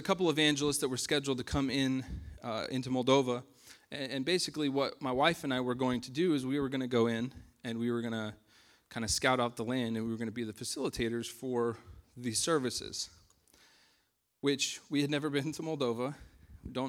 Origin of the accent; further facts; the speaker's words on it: United States; moved away; we're American citizens